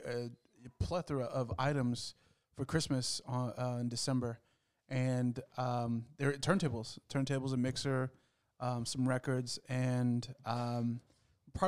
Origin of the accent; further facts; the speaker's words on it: the Bay Area, California, United States; moved away; I grew up here in this area